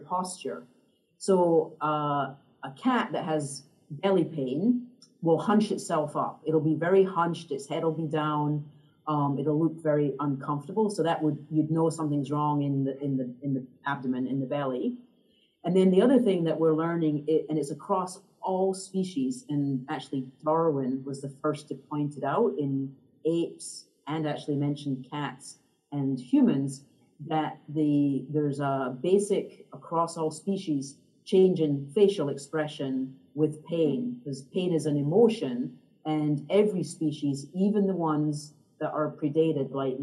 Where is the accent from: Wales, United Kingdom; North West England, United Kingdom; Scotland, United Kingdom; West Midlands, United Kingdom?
Scotland, United Kingdom; now in United States; I grew up in Scotland, so I'm actually home visiting my family